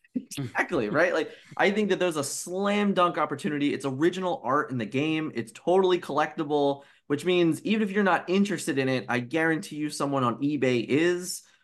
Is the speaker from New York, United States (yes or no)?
no; Philadelphia, Pennsylvania, United States; I'm a kid from Philly